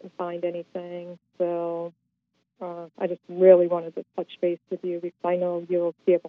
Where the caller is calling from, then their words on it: North Carolina, United States; I'm calling from North Carolina.